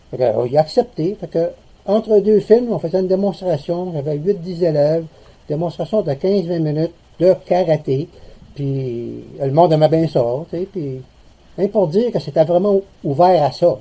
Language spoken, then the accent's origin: French; Lévis, Quebec, Canada; also born or lived in Montreal / Saguenay; now in Gaspésie, Canada; je suis natif de Lévis, donc j'ai connu un peu les euh, petites places